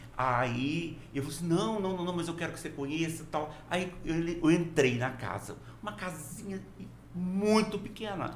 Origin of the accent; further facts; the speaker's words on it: Minas Gerais, Brazil; now in Porto Velho, Brazil; Eu nasci em Minas e passei a maior parte da minha vida hoje em Rondônia